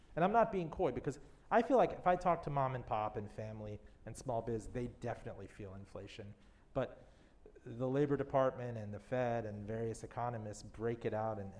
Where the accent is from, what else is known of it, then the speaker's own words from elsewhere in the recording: Miami, Florida, United States; I grew up in Miami and we had Savings of America.